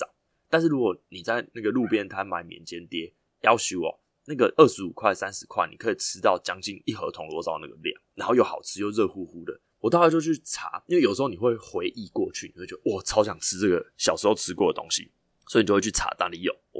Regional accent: northern Taiwan, Taiwan; born there; 其实我自认为我的台语，在我这个年纪，北部出生的小孩，我已经超级无敌溜了。

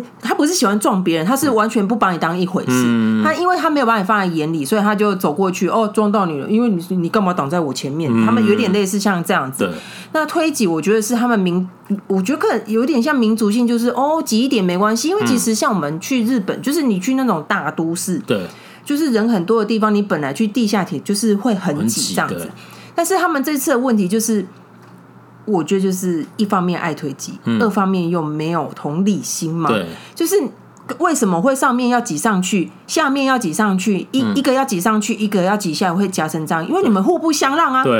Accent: Taiwan; 因为像我们台湾人走路，虽然我自己是很严守，我就是会靠右的那种人

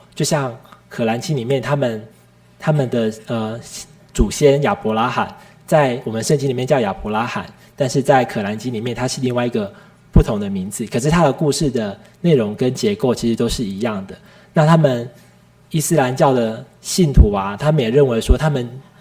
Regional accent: Tainan, Taiwan; 我的老家是住在台南，就是现在的台南市的白河区，是一个很乡下的一个小村庄

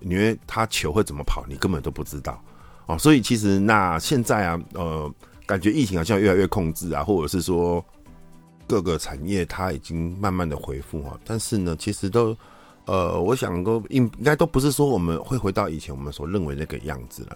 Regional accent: Taiwan; 我们台湾人

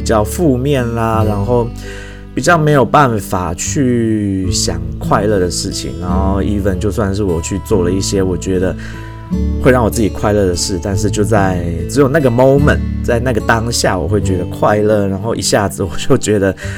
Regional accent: Taichung, Taiwan; 我身为土生土长的台中人，但是我是一个台中人，很多地方都没去过的人

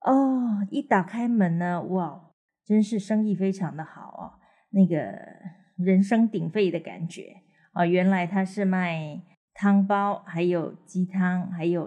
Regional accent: southern Taiwan, Taiwan; 那我们南部人都是非常的随和嘛，当然没有问题。

